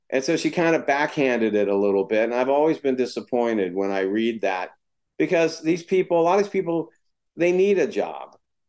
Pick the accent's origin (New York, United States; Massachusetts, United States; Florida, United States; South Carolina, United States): Florida, United States; moved away as an adult; also born or lived in West Virginia; now in California, United States; I'm from West Virginia, grew up in Florida.